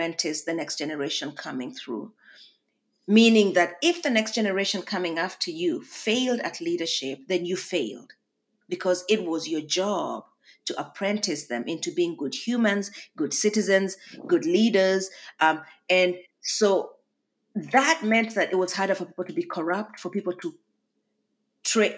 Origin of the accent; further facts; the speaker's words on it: Kenya; now in Harrisonburg, Virginia, United States; a Kenyan, which I am right now as well